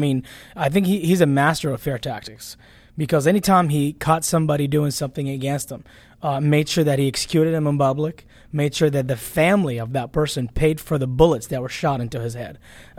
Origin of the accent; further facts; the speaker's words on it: Baghdad, Baghdad Governorate, Iraq; Yes, I was. Born and raised in Baghdad, Iraq.